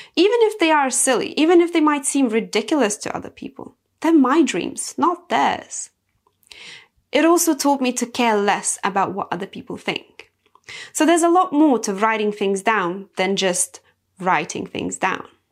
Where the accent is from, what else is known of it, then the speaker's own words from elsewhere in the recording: Lithuania; I come from Lithuania, and in Lithuania, we are very closely connected to nature. So I've been cultured that way my whole life.